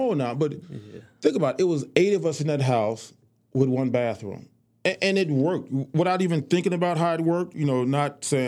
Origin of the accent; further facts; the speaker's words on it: Chicago, Illinois, United States; moved away; growing up in Chicago